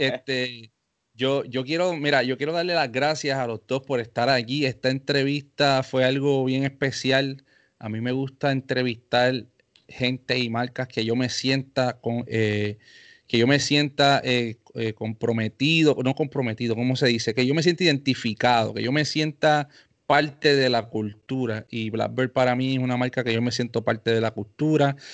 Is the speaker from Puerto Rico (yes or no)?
yes; Carolina, Puerto Rico; yo soy de Carolina, Puerto Rico